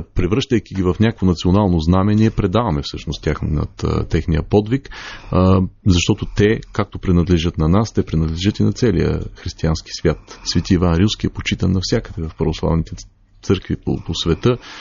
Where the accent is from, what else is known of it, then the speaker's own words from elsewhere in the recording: Bulgaria; нашата история като българи